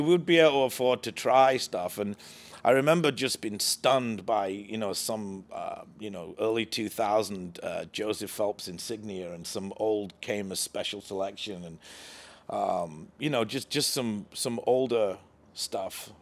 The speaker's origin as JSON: {"language": "English", "region": "England", "country": "United Kingdom", "tie": "born or raised there", "moved": "as an adult", "lives_now": "United States", "said": "growing up in England"}